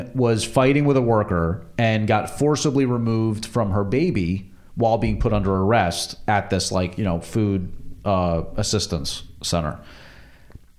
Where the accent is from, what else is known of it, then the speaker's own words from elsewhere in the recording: New Jersey, United States; I'm from New Jersey